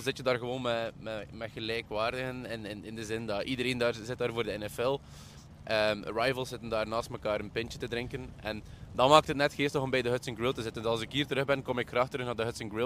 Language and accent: Dutch; Belgium; En daar is waar dat wij als Belgen dan een klein beetje in, in, in tekort komen.